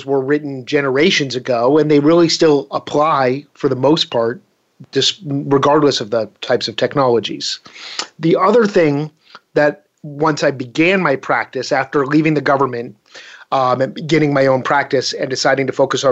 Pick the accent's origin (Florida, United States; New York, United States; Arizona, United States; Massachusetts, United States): Massachusetts, United States; Boston; now in Falls Church, United States; I grew up in Boston, Massachusetts area.